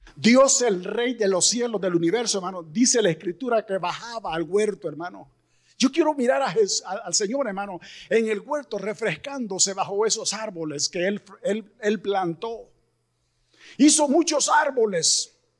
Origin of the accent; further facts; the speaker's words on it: Mexico; somos los mexicanos bien trabajadores